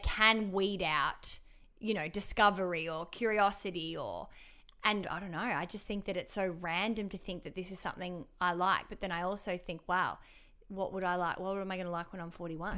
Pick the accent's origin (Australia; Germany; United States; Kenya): Australia; Melbourne, Victoria; now in Sydney, Australia; I'm from Melbourne